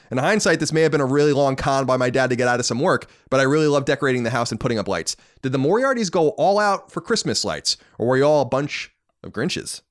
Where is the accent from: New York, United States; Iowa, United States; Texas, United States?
New York, United States; Long Island; growing up on Long Island